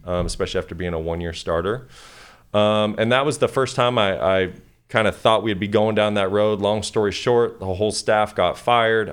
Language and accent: English; Kalispell, Montana, United States; moved away; grew up in Kalispell, Montana, um, very small town